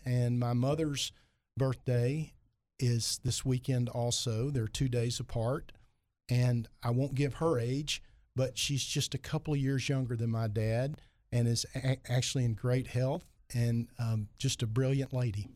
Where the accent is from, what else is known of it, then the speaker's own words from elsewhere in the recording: Heber Springs, Arkansas, United States; also born or lived in Fayetteville, Arkansas; now in Little Rock, United States; I'm from Heber Springs